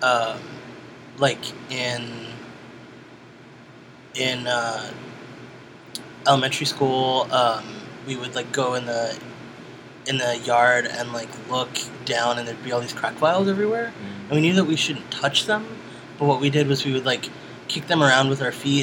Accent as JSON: {"language": "English", "town": "New York City", "region": "New York", "country": "United States", "tie": "born or raised there", "said": "I was born in Brooklyn, New York"}